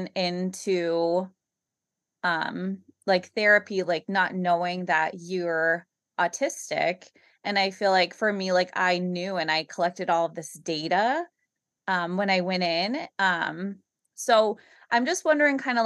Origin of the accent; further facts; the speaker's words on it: Massachusetts, United States; I'm also from Massachusetts